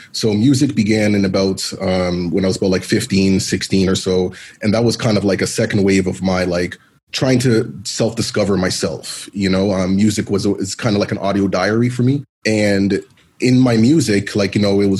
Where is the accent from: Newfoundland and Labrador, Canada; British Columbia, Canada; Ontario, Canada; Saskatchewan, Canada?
Ontario, Canada; Toronto; me being a black male being born and raised in Toronto of Jamaican parents, Jamaican descent